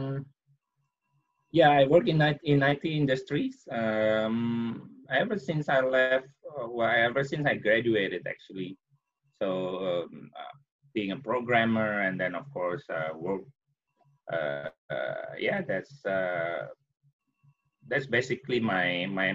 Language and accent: English; Jakarta, Indonesia; also born or lived in Yogyakarta, Indonesia; I'm from Jogja. So I was born in Jogja. If you know where that is. But I spent most of my childhood in Jakarta